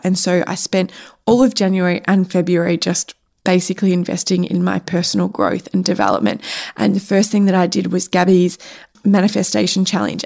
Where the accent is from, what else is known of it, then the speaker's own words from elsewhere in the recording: Cape Paterson, Victoria, Australia; Cape Patterson, which is my hometown